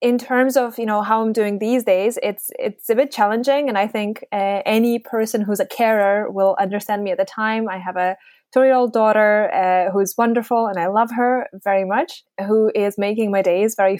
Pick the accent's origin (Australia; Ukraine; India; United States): Ukraine; Yalta, Crimea; moved away as an adult; also born or lived in Groningen, Netherlands; now in Aberdeen, United Kingdom; I grew up in a small town called Yalta